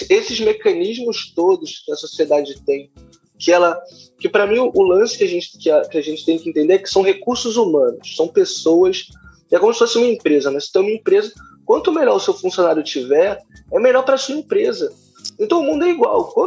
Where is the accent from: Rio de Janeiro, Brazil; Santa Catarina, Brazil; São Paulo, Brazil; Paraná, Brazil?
Rio de Janeiro, Brazil; eu sou de periferia, eu sou de favela do Rio de Janeiro.